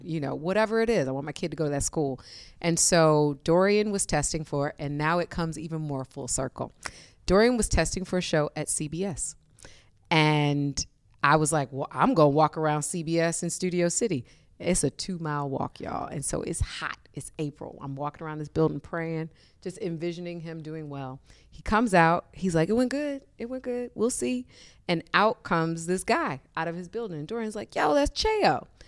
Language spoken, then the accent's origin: English; Detroit, Michigan, United States; moved away; growing up in Detroit